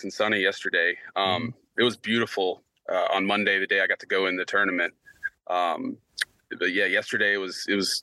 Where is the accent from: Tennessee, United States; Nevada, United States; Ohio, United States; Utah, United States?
Tennessee, United States; Memphis; I'm from Memphis originally.